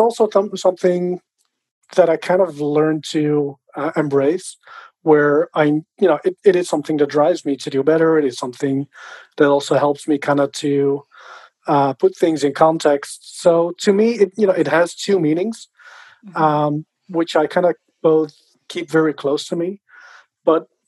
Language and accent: English; Netherlands; I grew up in the Netherlands